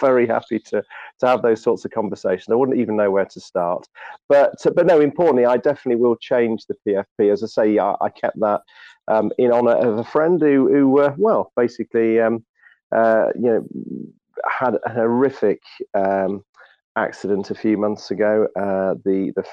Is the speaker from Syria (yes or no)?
no; United Kingdom; I'm being British